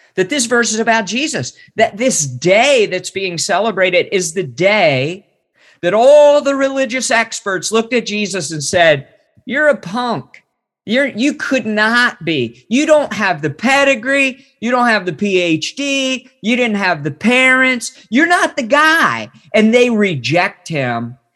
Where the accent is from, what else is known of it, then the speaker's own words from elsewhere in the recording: West Virginia, United States; I grew up in West Virginia